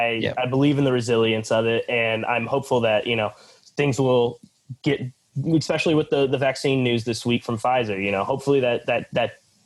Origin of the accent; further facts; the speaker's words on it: Phoenix, Arizona, United States; moved away as an adult; now in New York, United States; So I'm originally from Phoenix. And so I'm making the move back across the country from New York to my hometown.